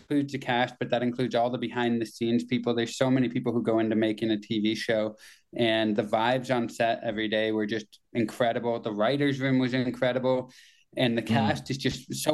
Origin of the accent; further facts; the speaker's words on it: Kitchener, Ontario, Canada; I worked in one when I was in high school in Kitchener, my hometown